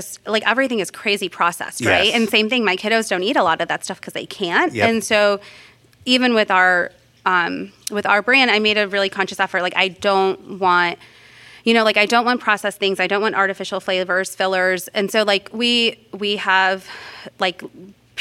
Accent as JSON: {"language": "English", "town": "Solon", "region": "Ohio", "country": "United States", "tie": "born or raised there", "also_born_or_lived": "New York / Los Angeles / Boston", "moved": "as an adult", "said": "I grew up in Solon"}